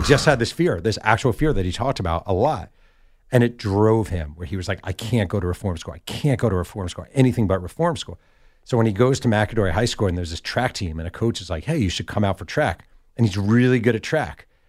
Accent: New York, United States; now in Southern California, United States; I'm from New York

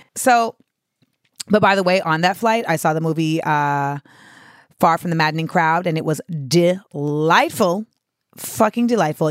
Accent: Florida, United States; moved away as an adult; I'm from Florida

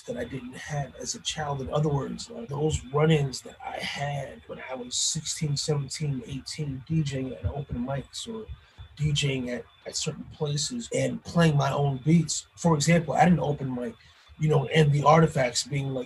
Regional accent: Paterson, New Jersey, United States; born or raised there

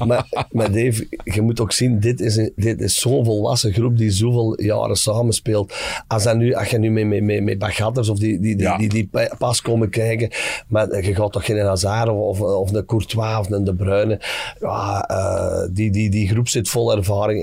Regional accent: Dessel, Flanders, Belgium; wij bij ons in Dessel

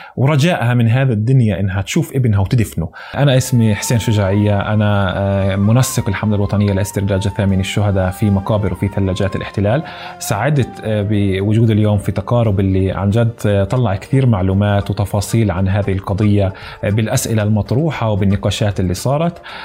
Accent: Deir Jarir, Ramallah and al-Bireh Governorate, Palestine; انا فلسطيني من قريه دير جرير آه، شمال شرق رام الله

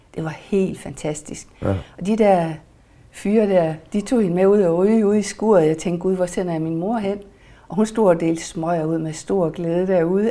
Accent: Mors, North Denmark Region, Denmark; moved away; Mors, hvor jeg kommer fra

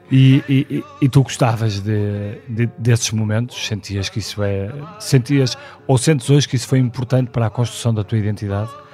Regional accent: Porto, Norte, Portugal; nasci no Porto em 1976

